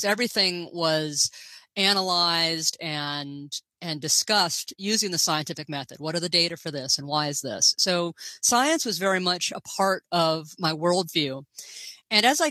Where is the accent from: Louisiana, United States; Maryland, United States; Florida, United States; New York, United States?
Florida, United States; Gainesville; moved away as an adult; also born or lived in Princeton / Paris / Chicago; I grew up in Gainesville, Florida, home of the Fighting Gators.